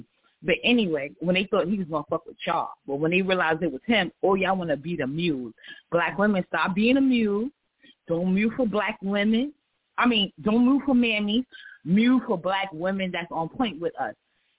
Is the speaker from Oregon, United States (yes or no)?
no; New York City, New York, United States; And I'm from New York City, born and raised in Spanish Harlem.